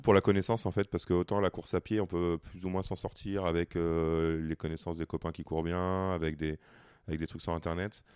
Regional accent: Provence-Alpes-Côte d'Azur, France; moved away; je suis originaire de la Côte d'Azur, donc euh, c'est un peu la maison

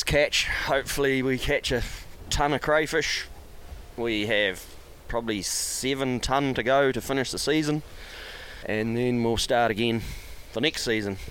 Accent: Jackson Bay, West Coast, New Zealand; also born or lived in Greymouth; Grew up in Jackson Bay, just a very, very small place

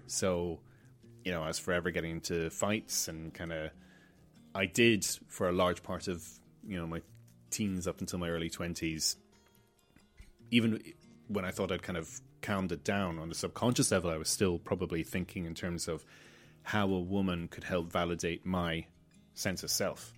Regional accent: Malta; growing up in Malta

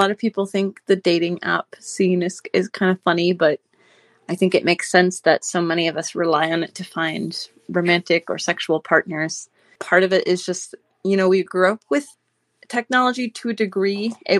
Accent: United States; At least as an American, I feel very tired.

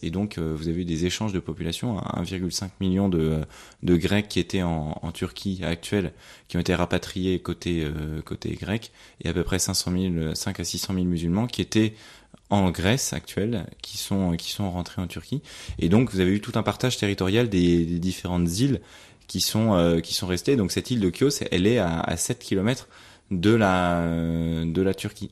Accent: France; en tant que Français

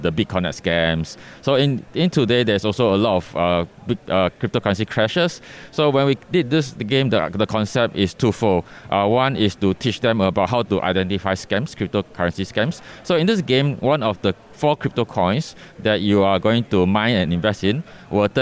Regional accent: Singapore; I am from Singapore, so my company is Capital Games Studio

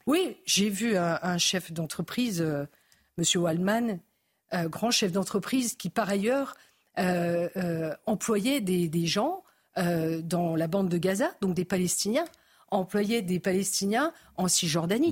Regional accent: Lorraine, Grand Est, France; Moi, je suis Lorraine.

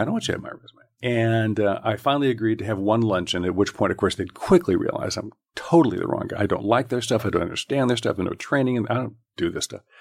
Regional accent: Southern California, United States; I grew up in Southern California.

